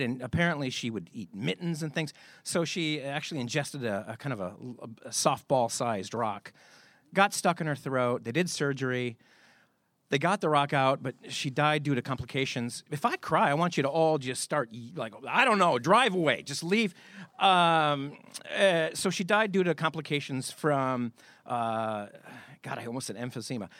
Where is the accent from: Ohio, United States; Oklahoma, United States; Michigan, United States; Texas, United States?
Michigan, United States; I grew up in Michigan.